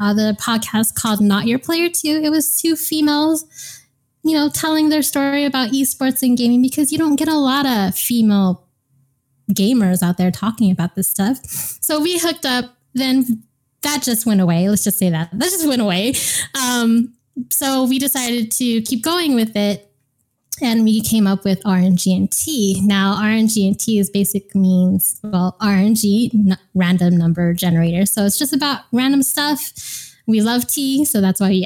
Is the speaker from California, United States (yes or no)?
yes; California, United States; I'm from Cali